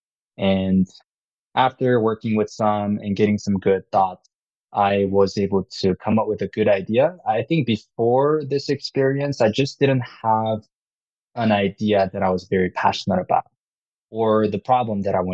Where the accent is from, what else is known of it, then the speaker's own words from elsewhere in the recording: South Korea; English is a second language; also born or lived in Utah, United States; now in United States; So I'm from Korea. So I was born and raised there, and my family moved out to Utah about 15 years ago. So first half in Korea, second half here in the US